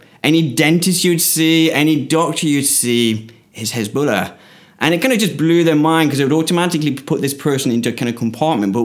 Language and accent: English; United Kingdom; moved away as an adult; as a Westerner, as a British person